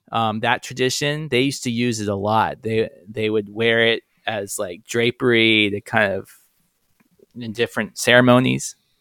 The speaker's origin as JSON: {"language": "English", "town": "Charlottesville", "region": "Virginia", "country": "United States", "tie": "born or raised there", "said": "growing up in Virginia"}